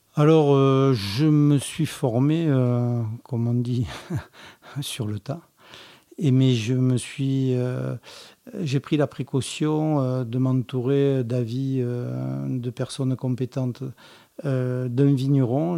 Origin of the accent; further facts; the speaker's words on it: Languedoc, Occitania, France; also born or lived in Montpellier; je suis originaire du Languedoc, je suis catalan par mon père et lozérien euh, par ma mère